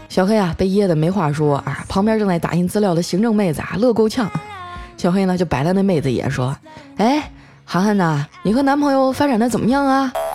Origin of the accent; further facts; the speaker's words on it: Harbin, Heilongjiang, China; now in Shanghai, China; 我就代表我们美丽的哈尔滨